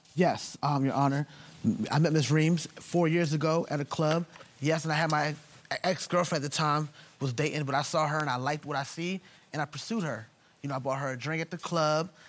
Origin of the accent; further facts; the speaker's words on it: Jamaica; I'm Jamaican